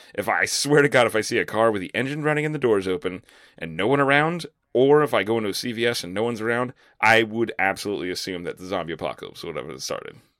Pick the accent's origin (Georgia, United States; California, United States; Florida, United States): Florida, United States; now in Lakeland, Florida, United States; moving to a new town in my, my home state